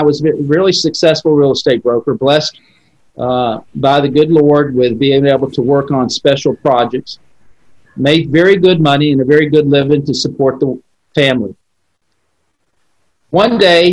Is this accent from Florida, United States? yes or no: yes; Central Florida, United States; I'm from born and raised in Central Florida